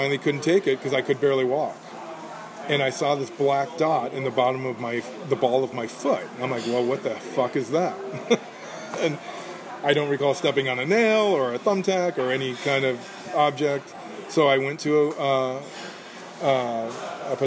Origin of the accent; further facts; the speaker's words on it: Downers Grove, Illinois, United States; When I was growing up in Downers Grove, Illinois, a suburb of Chicago